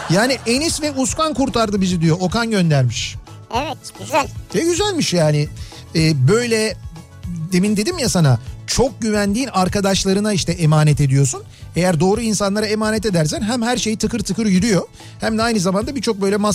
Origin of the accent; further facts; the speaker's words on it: Balıkesir, Turkey; moved away as an adult; now in Izmir, Turkey; Ee, 20 yaşından beri İzmir'de yaşıyorum. Aslen Balıkesirliyim. 36 yaşındayım.